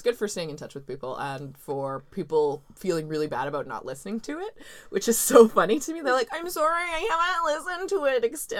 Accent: New Westminster, British Columbia, Canada; my birth certificate says I was born in New Westminster. Boy howdy, I'll die in New Westminster.

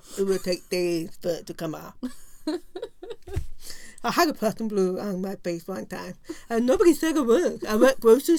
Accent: British Columbia, Canada; born or raised there; moved away

